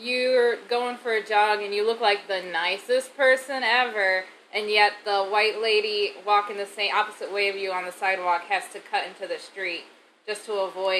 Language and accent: English; Toledo, Ohio, United States; I am biracial, black, and Mexican-American. I grew up in Toledo in pretty much the hood. So I was born impoverished, single mom, three sisters, no dad present.